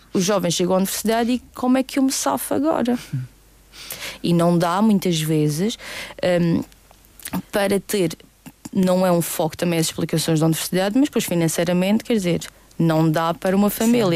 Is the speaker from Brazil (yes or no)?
no; Madeira, Portugal; nós somos uma uma ilha pequenina e que não há nada aqui